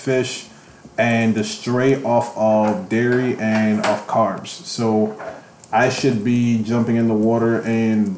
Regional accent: New York City, New York, United States; I'm from the Bronx

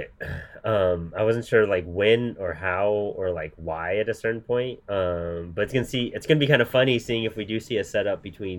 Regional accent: El Paso, Texas, United States; moved away; I'm from El Paso.

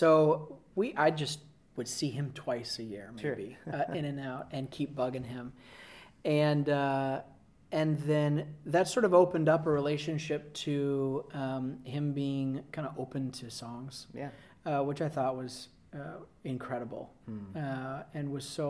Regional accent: Los Angeles, California, United States; I'm originally from Los Angeles

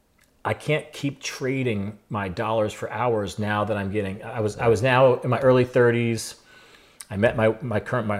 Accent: New Jersey, United States; moved away as an adult; now in Maine, United States; I grew up in New Jersey

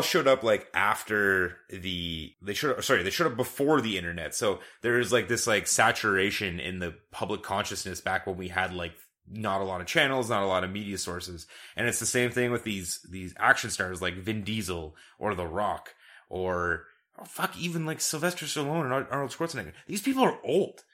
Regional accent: Canada; We're Canadian

